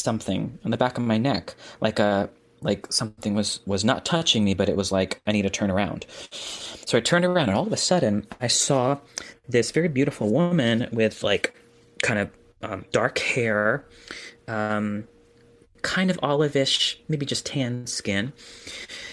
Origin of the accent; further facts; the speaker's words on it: New York, United States; as a New Yorker